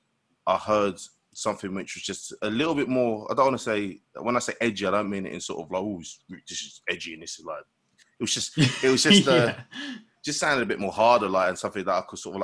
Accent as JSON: {"language": "English", "region": "London", "country": "United Kingdom", "said": "I'm from Newham, which is a borough in London."}